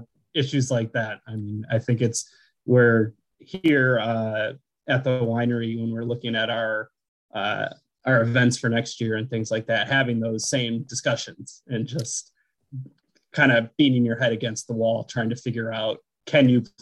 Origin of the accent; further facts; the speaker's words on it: Buffalo, New York, United States; moved away as an adult; also born or lived in San Luis Obispo, California / Massachusetts / Alaska / Connecticut; now in Watkins Glen, United States; I grew up in Buffalo, you know, about 2 hours from here